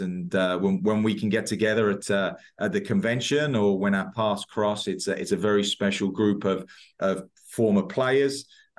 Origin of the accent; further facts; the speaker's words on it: Basildon, East of England, United Kingdom; moved away as an adult; also born or lived in East London; now in United States; I was East London. Family was in East London. I lived in Essex, in Basildon, went to school in Southend.